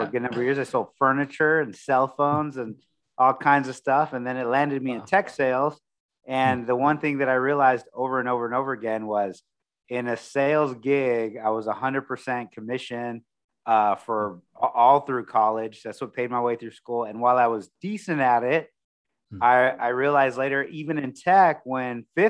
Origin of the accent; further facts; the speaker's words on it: Corpus Christi, Texas, United States; now in San Antonio, United States; And I originally from Corpus Christi. So I grew up near the beach